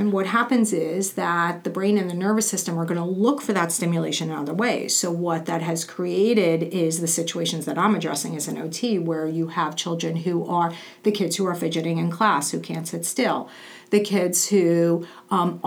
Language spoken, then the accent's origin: English; New York City, New York, United States; growing up in Brooklyn and New York